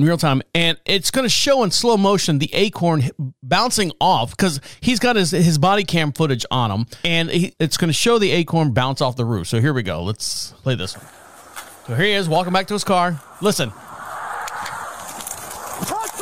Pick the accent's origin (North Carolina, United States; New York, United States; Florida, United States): Florida, United States; I'm from Florida